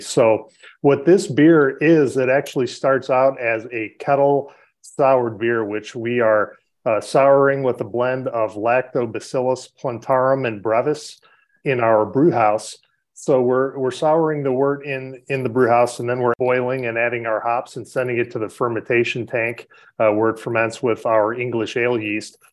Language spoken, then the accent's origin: English; Chicago, Illinois, United States; I grew up on the South Side, so I'm definitely a Sox fan.